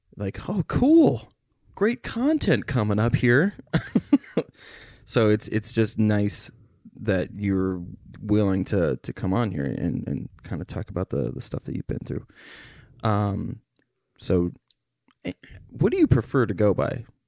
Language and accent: English; Becker, Minnesota, United States; we grew up in the same town